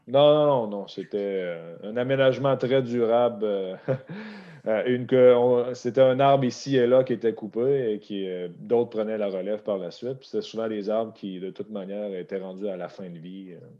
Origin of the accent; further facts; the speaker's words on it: Beauce, south of Quebec City, Canada; moved away as an adult; also born or lived in Alberta; je, suis, né, j'ai été élevé sur une ferme laitière dans le sud, à 30 minutes au sud de la ville de Québec